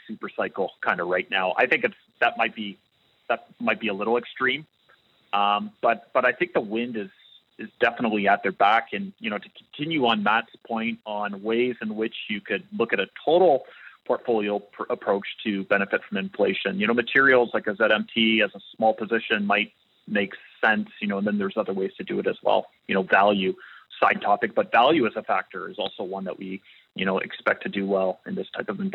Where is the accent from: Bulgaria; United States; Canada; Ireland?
Canada; as a Canadian